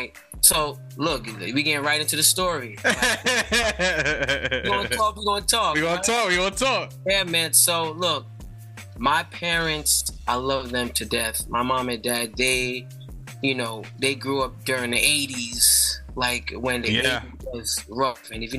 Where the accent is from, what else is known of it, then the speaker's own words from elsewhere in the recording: New York City, New York, United States; I was born in the Bronx. Uptown, Wakefield